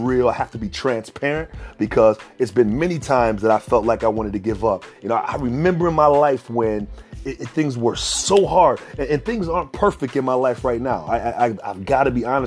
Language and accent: English; Minneapolis, Minnesota, United States; I grew up in Minneapolis, Minnesota